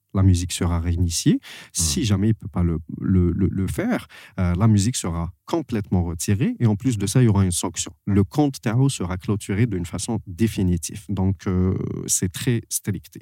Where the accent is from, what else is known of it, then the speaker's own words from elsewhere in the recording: Algeria; je suis algérien